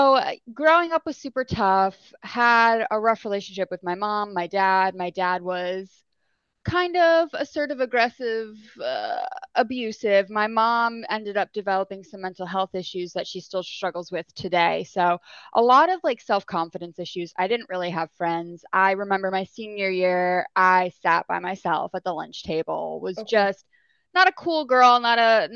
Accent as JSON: {"language": "English", "region": "New Jersey", "country": "United States", "tie": "born or raised there", "moved": "yes", "lives_now": "Florida, United States", "said": "I'm originally from New Jersey. Okay. Right now I'm living here in Florida, but grew up in New Jersey, born and raised."}